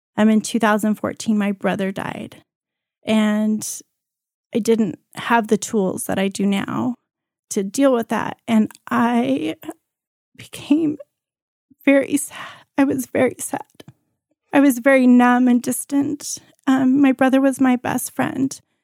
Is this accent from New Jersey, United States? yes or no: no; Colorado, United States; also born or lived in Cuba / Hong Kong; I was born in Cuba. I lived most of my life in Colorado in my younger years, and this is where I went to high school.